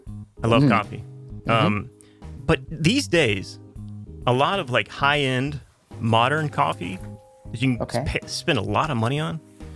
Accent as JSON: {"language": "English", "country": "United States", "said": "I'm an American, so I do say Southampton."}